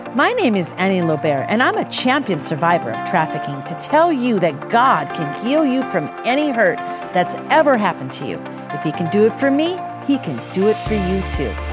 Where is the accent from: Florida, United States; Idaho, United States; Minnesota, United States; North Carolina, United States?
Minnesota, United States; now in Las Vegas, United States; I'm from Minnesota. I came from a family where my dad was an alcoholic